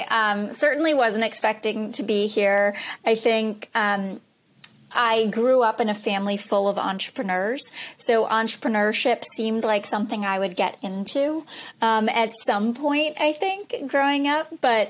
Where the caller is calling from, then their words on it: Boston, Massachusetts, United States; I'm in Boston.